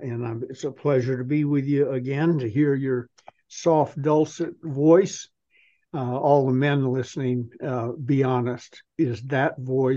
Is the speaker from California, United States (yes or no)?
yes; Apple Valley, California, United States; also born or lived in Massachusetts; When we moved from Massachusetts to Apple Valley, California in 1948, when I was six, and we were the first non-Native Americans to live there full time.